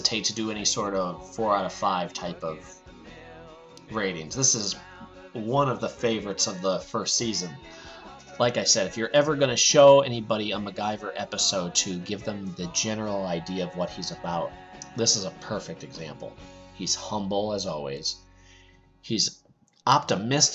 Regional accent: Pennsylvania, United States; I'm from Pennsylvania, and I'll sometimes say supper, too.

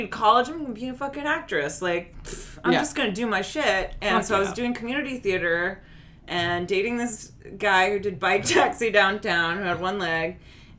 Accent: West Palm Beach, Florida, United States; moved away as an adult; also born or lived in New York; I grew up in South Florida

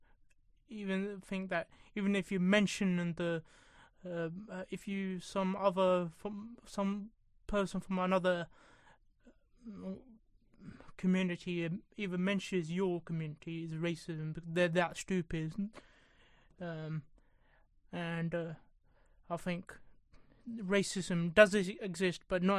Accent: England, United Kingdom; I've got Indian family, but I'm born and bred in England

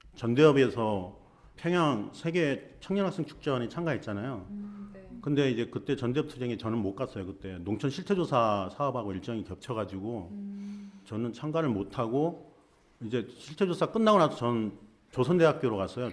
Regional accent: Goheung, South Jeolla, South Korea; moved away as an adult; 고향은 전라남도 고흥이에요

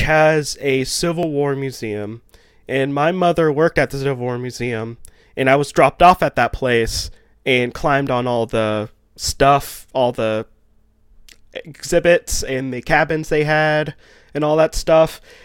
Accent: the South, United States; I also live in the south and grew up in the holler

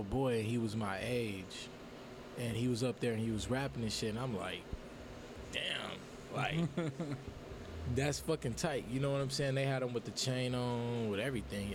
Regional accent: Los Angeles, California, United States; moved away as an adult; now in Fresno, United States; I'm from L.A. I'm from Watts, you know, South Central, to be specific.

